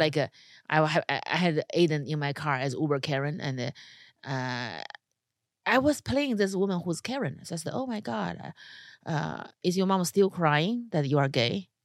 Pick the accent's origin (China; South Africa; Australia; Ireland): China; now in United States; Being a Chinese person in America without a green card